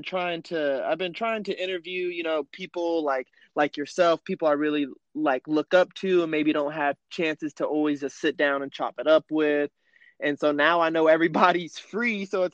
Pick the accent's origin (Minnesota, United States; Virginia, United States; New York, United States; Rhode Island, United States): Virginia, United States; Fairfax; born there; also born or lived in California / North Carolina; I was born in Virginia, you know what I mean, Fairfax, Virginia. My family moved here to California, and then I moved back to the East Coast out in North Carolina, where I spent about, you know, 8-9 years of my life.